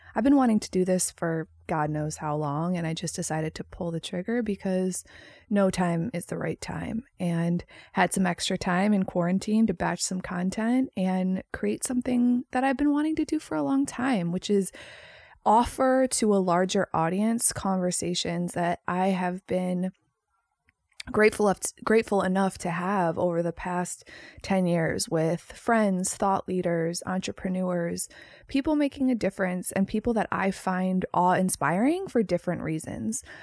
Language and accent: English; Chicago, Illinois, United States; moved away as an adult; also born or lived in Los Angeles, California; I am born and raised in Chicago, Illinois.